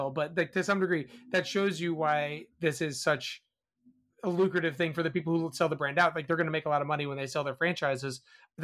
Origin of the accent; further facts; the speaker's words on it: Massachusetts, United States; moved away; where I grew up in Massachusetts